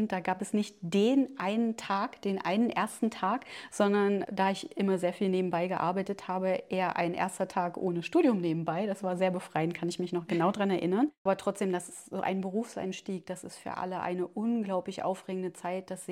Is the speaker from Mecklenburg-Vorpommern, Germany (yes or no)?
no; Schönebeck, Saxony-Anhalt, Germany; also born or lived in Staßfurt; now in Magdeburg, Germany; ich bin ein Kind der Region, ich bin in Stasswort geboren, in Schönebeck zur Schule